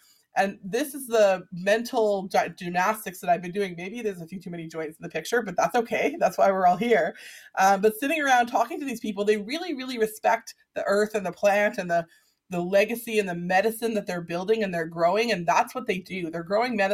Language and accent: English; Vancouver, British Columbia, Canada; my own 80s growing up in Vancouver with the same people